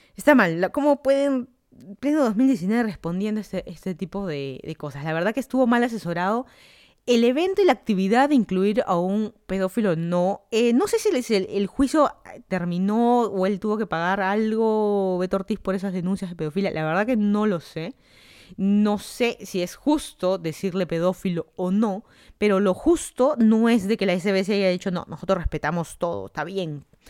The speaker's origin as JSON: {"language": "Spanish", "region": "Lima", "country": "Peru", "also_born_or_lived": "Miami, United States", "moved": "as an adult", "lives_now": "Fairfax County, Virginia, United States", "said": "yo soy de Lima, Perú, me mudé a Estados Unidos hace casi tres años"}